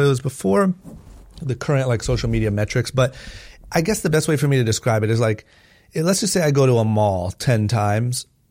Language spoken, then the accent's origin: English; Akron, Ohio, United States; I was born and raised in Akron, Ohio